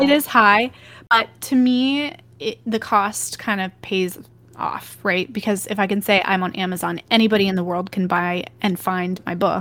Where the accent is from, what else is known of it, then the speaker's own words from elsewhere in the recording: Texas, United States; where I'm from, and I grew up in Texas